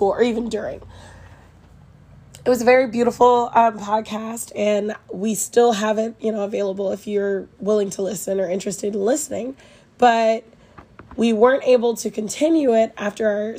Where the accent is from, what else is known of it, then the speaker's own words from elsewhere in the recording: Kansas City, United States; I'm from Kansas City, and I am a third-year medical student